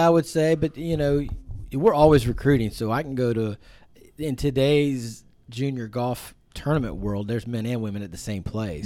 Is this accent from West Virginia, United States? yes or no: yes; Point Pleasant, West Virginia, United States; I grew up in a small town in, uh, West Virginia called Point Pleasant